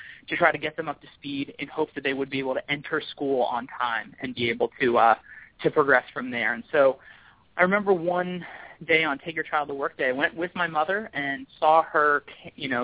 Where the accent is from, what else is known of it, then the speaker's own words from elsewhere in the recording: King of Prussia, Pennsylvania, United States; now in Baltimore, United States; I grew up just outside of Philadelphia in a suburb called King of Prussia, Pennsylvania